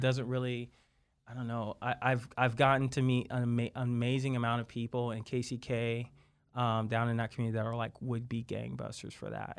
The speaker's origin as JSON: {"language": "English", "town": "Wamego", "region": "Kansas", "country": "United States", "said": "I was from Wamigo, Kansas, right outside of Manhattan"}